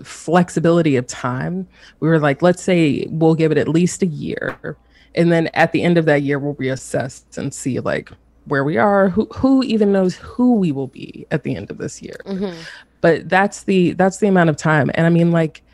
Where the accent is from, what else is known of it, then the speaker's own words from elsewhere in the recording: the South, United States; now in North Carolina, United States; So I'm based in North Carolina, and I'm from the South.